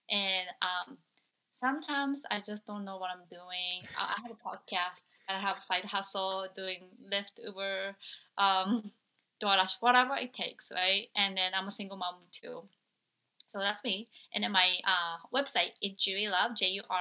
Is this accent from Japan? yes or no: yes; Japan; moved away; I'm originally from Japan